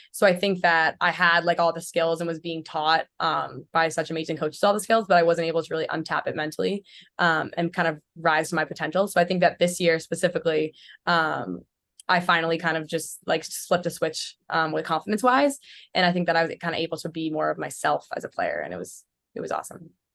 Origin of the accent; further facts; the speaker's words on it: Port Chester, New York, United States; I'm from Portchester, New York